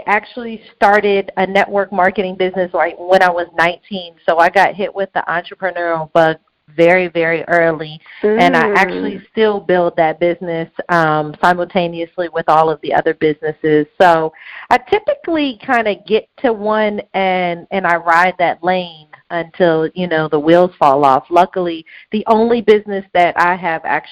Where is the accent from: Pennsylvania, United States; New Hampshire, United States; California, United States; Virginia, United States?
Virginia, United States; Hampton; moved away as an adult; now in Atlanta, United States; I'm born and raised in Hampton, Virginia.